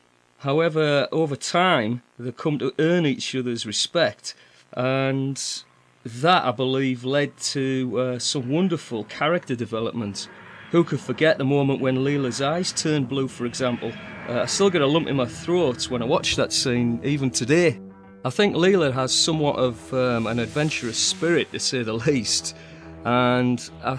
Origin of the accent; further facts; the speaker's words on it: the North, the north of England, United Kingdom; Still my favourite Doctor, even though I am from the North.